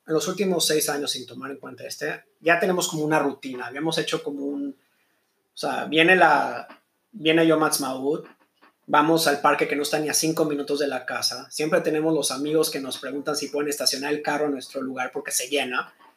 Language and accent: Spanish; Mexico; now in Israel; yo creciendo en México